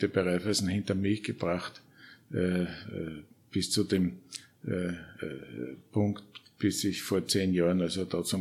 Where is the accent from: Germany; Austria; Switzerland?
Austria; St. Pölten, Lower Austria; geboren 1953 in St. Pölten, äh, äh, Volksschule, Gymnasium in St. Pölten, Wirtschaftsuniversität